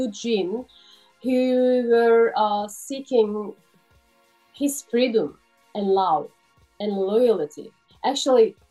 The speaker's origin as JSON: {"language": "English", "country": "Turkey", "second_language": "English", "moved": "as an adult", "lives_now": "Sydney, Australia"}